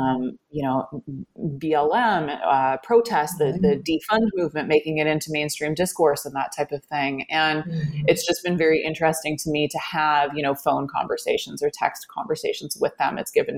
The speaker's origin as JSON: {"language": "English", "country": "Canada", "said": "Like, I'm Canadian, for example, so I can't vote"}